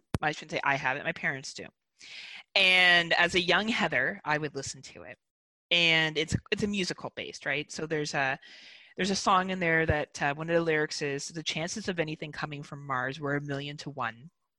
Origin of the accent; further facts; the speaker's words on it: Wales, United Kingdom; I say we because I'm white and I am from Wales. And my people came here and colonized.